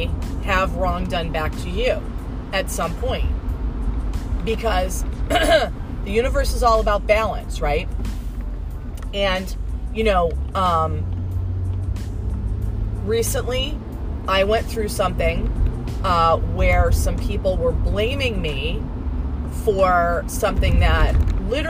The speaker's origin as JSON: {"language": "English", "region": "Southern California", "country": "United States", "tie": "born or raised there", "moved": "yes", "said": "I was born and raised in Southern California"}